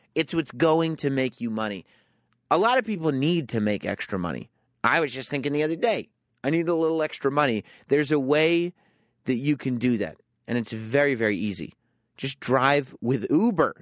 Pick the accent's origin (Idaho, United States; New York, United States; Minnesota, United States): New York, United States; also born or lived in England; I grew up in New York and spent a few years in England